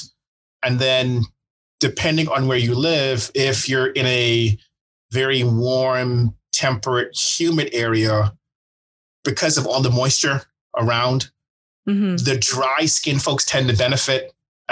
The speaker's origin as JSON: {"language": "English", "country": "Bahamas", "tie": "born or raised there", "moved": "yes", "lives_now": "Dallas, United States", "said": "I'm from the Bahamas originally"}